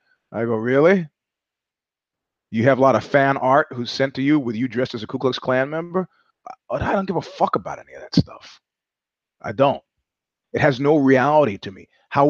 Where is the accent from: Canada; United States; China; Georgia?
Georgia; I grew up in Georgia and not the southern state.